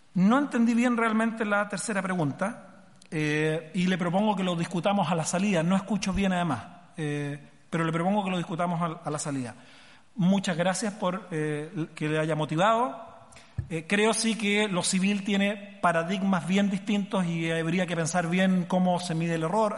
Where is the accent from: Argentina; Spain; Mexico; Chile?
Chile; mi país